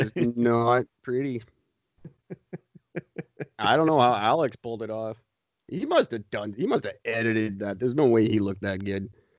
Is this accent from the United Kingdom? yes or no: no; Canada; No, we just like being peacekeepers. We're Canadian.